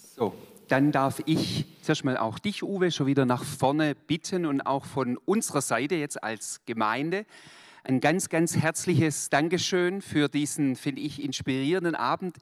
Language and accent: German; Swabia, Germany; Ich bin eigentlich Schwabe